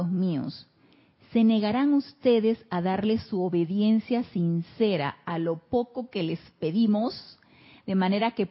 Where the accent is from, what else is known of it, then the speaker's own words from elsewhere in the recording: Mazatlán, Sinaloa, Mexico; Buenas tardes, soy de Mazatlán, Sinaloa.